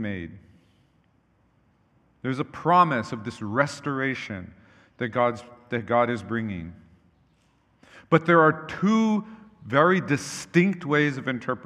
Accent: Hawaii, United States; when I was growing up in Hawaii

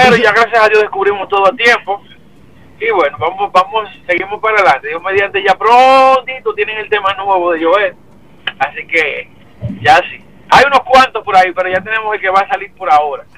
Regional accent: San Cristóbal, Dominican Republic; Mi pueblo natal, Campito San Cristóbal

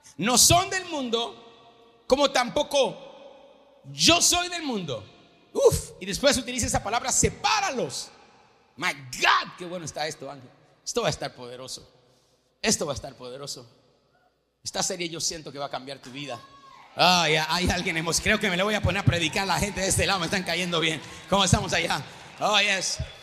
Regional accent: Venezuela; yo nací en Venezuela

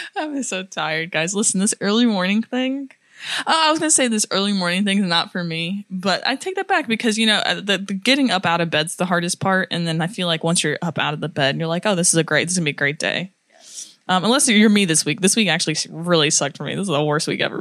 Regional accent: United States; I'm American

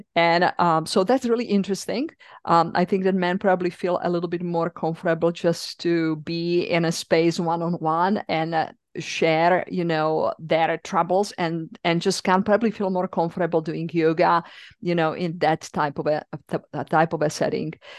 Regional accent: Czechia; accent: European; English is a second language; moved away as an adult; also born or lived in East Coast, United States; now in United States; I'm originally from the Czech Republic

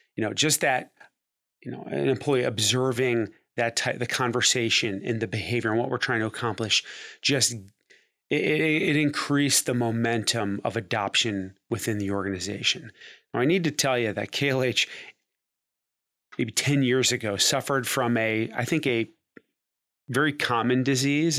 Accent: Cleveland, Ohio, United States; moved away as an adult; also born or lived in Dayton, Ohio; I'm from Cleveland, Ohio

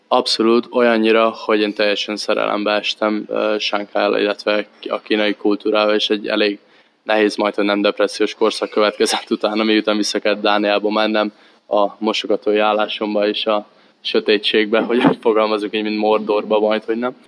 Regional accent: Érd, Pest, Hungary; moved away as an adult; now in Denmark; Érden, ahol én felnőttem

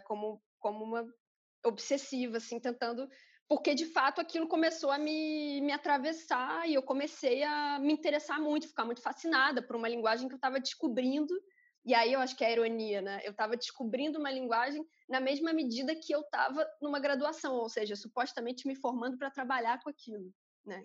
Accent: Rio de Janeiro, Brazil; E eu cresci em Campo Grande a vida toda, só saí de Campo Grande quando entrei na universidade

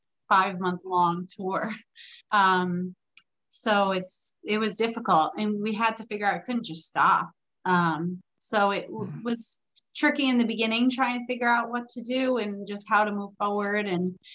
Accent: New York, United States; being a New Yorker, an Italian New Yorker

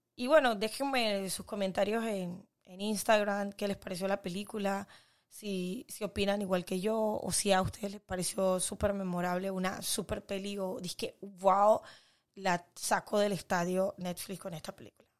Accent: Panama

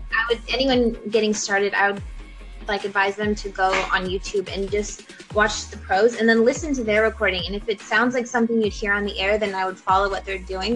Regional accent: Los Angeles, California, United States; I was born and raised in Los Angeles

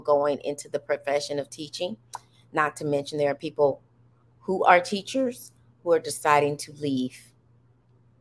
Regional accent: United States; I'm an American, and I happen to have African blood

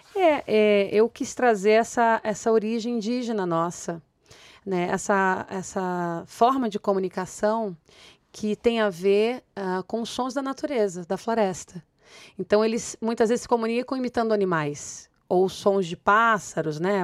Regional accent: Rio de Janeiro, Brazil; eu sou do Rio de Janeiro, dessas comunidades

